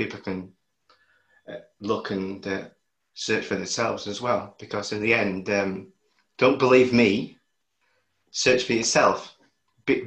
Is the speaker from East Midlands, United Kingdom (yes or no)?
yes; Lincolnshire, East Midlands, United Kingdom; I'm from Lincolnshire